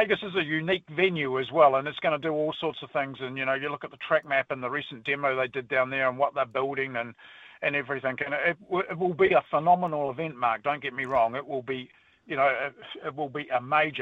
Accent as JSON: {"language": "English", "country": "New Zealand"}